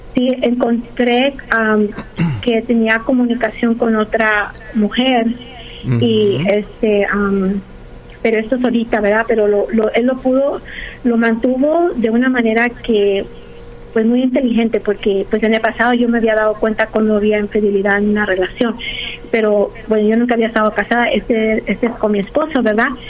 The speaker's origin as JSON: {"language": "Spanish", "town": "Los Angeles", "region": "California", "country": "United States", "also_born_or_lived": "Pennsylvania", "said": "me regresé aquí porque soy de aquí de Los Ángeles"}